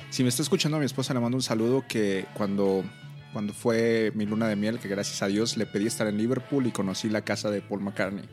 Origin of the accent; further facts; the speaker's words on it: Monterrey, Nuevo León, Mexico; soy originario de Monterrey y estaba allá